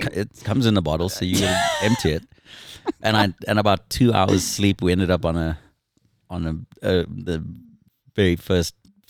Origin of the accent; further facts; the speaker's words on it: South Africa; moved away as an adult; now in United States; I'm born and raised South African.